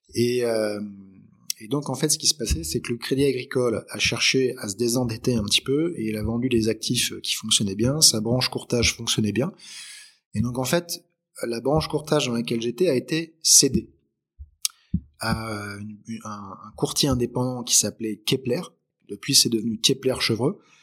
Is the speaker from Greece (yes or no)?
no; Aix-en-Provence, Provence-Alpes-Côte d'Azur, France; also born or lived in Lyon / Paris; Je suis arrivé en fait à Aix-en-Provence parce que mon père a développé une entreprise en fait euh, ici